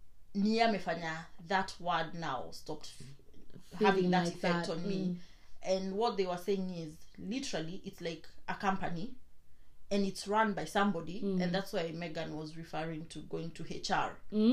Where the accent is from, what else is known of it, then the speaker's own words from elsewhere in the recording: Kenya; now in England, United Kingdom; I grew up in Kenya. I did not know I was black. Not because I'm not black.